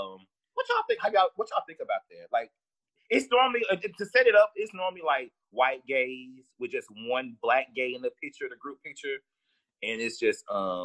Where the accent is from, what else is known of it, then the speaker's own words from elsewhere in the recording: Texas, United States; I'm from Texas